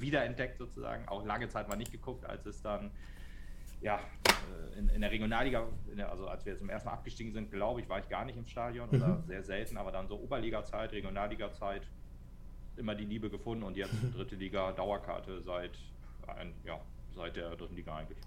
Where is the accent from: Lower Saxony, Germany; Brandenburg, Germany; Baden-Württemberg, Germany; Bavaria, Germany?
Lower Saxony, Germany; Meppen; ich komme aus Metten